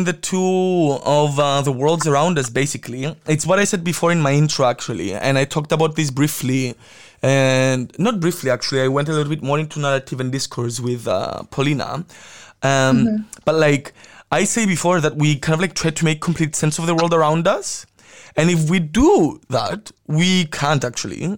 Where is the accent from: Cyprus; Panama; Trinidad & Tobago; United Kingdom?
Cyprus; growing up in Cyprus